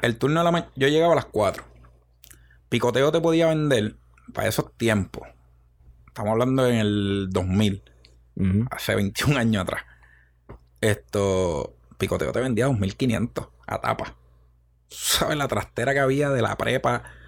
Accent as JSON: {"language": "Spanish", "town": "Río Grande", "country": "Puerto Rico", "accent": "el acento cantado", "said": "Yo soy de Rio de, Río Grande. de una barriada llamada Las Dolores."}